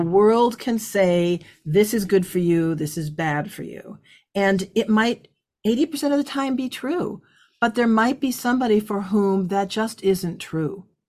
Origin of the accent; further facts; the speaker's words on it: California, United States; moved away as an adult; also born or lived in Midwest; I'm from California. I'm a psychobiology major.